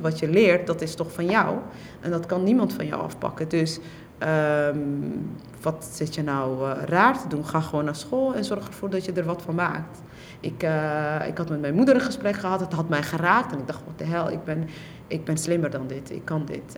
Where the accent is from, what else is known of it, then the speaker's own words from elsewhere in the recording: Netherlands; also born or lived in Somalia; ik ben een AZC-kind. Ik ben in AZC's opgegroeid.